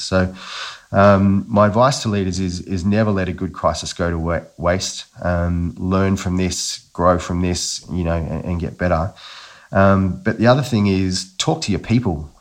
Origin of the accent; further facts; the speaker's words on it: Newcastle, New South Wales, Australia; I grew up in Newcastle, uh, and quite an Aussie bloke, I would describe myself as